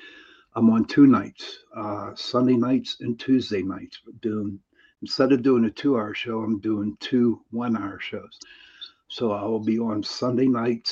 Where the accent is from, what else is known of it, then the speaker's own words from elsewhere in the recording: Pittsburgh, Pennsylvania, United States; I'm from Pittsburgh, Pennsylvania